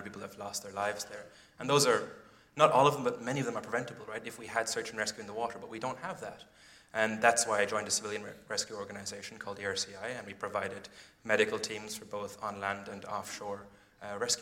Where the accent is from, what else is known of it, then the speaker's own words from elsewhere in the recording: Ireland; moved away as an adult; also born or lived in London; I'm 25 years old, and I grew up in Ireland.